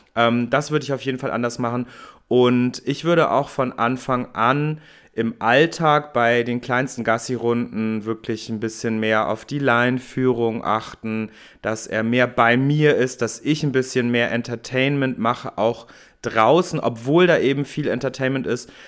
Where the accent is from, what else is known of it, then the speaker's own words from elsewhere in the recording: Hamburg, Germany; ich bin ja Hamburger